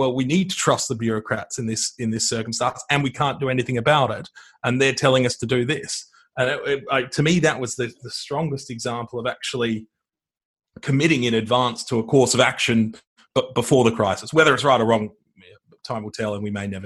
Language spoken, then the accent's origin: English; Australia; an Australian focused on energy